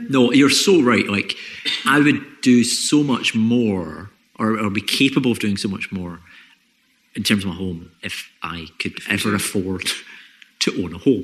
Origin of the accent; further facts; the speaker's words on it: Scotland, United Kingdom; especially being Scottish